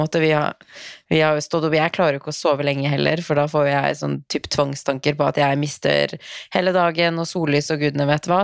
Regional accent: Tromsø, Troms, Norway; moved away; Jeg sitter hjemme i Tromsø

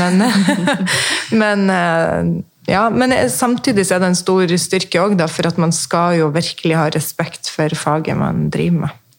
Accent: Mosjøen, Nordland, Norway; also born or lived in Sweden / Østfold; now in Fredrikstad, Norway; Jeg er fra Mosjøen opprinnelig, oppe i Nord-Norge

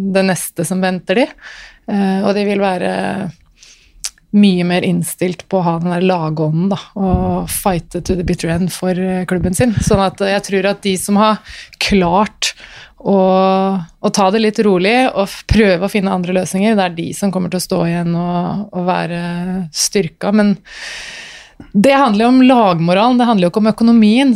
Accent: Norway; jeg er født i Norge

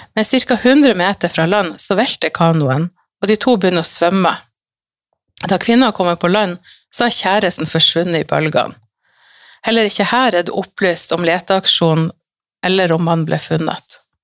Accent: Salangen, Troms, Norway; also born or lived in Bodø; Jeg bodde og jobba da hjemme i Salangen, og familien min abonnerte på Fremover

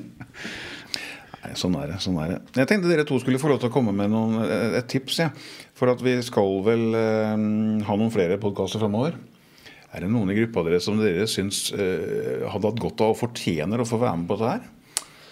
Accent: Moss, Østfold, Norway; jeg er mossing fra gammelt av

